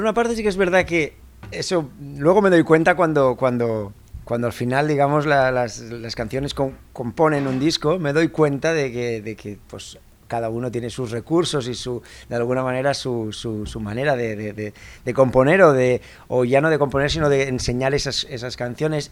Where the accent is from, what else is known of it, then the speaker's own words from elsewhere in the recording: Barcelona, Catalonia, Spain; also born or lived in Menorca; Yo ya nací en Barcelona